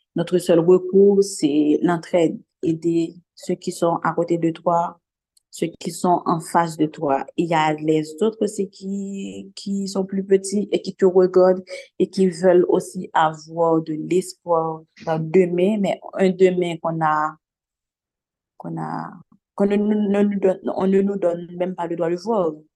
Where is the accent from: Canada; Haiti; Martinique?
Haiti; Je vis dans une société là où j'ai grandi